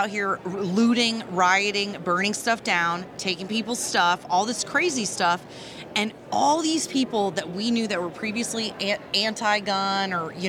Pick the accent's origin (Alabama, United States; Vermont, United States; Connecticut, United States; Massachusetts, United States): Vermont, United States; I grew up in Vermont.